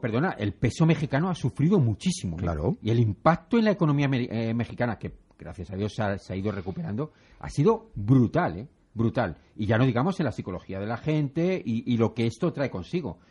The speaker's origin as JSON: {"language": "Spanish", "country": "Spain"}